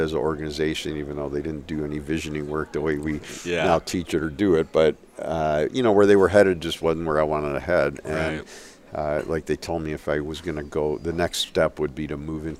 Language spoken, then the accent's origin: English; Chicago, Illinois, United States; moved away as an adult; now in Ann Arbor, United States; I'm from Chicago. I came to Ann Arbor to go to school at U of M.